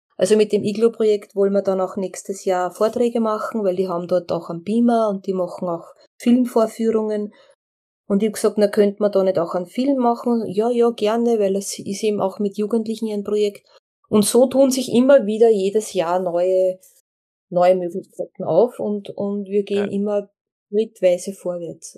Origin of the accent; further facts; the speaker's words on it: Austria; als Österreicherin